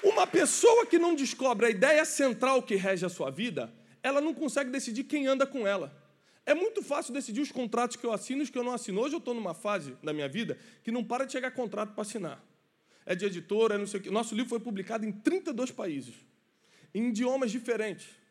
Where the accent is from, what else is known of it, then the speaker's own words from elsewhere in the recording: Rio de Janeiro, Brazil; sou carioca